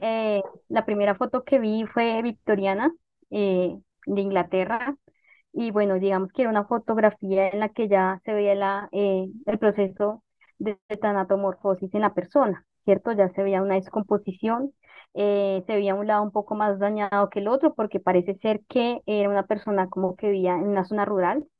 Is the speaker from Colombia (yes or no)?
yes; Bogotá, Colombia; yo nací en Bogotá, siempre viví en Bogotá